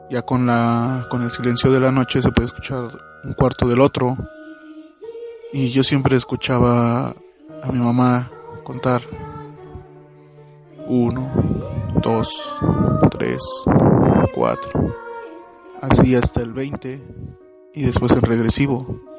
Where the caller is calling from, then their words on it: Mexico City, Mexico; Hola, ¿qué tal? Ah … de la Ciudad de México. Ya he mandado algunos audios antes.